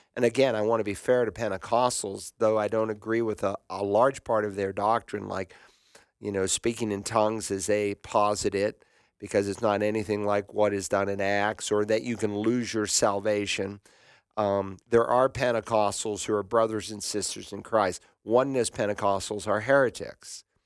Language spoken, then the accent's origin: English; Worcester, Massachusetts, United States; My hometown was there